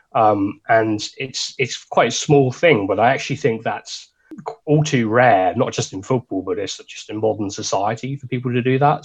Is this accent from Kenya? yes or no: no; Suffolk, East of England, United Kingdom; we're from Suffolk